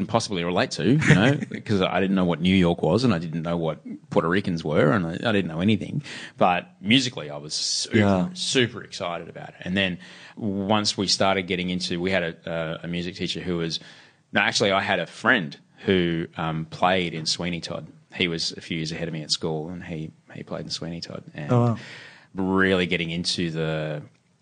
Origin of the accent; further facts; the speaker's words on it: Queensland, Australia; I grew up in Queensland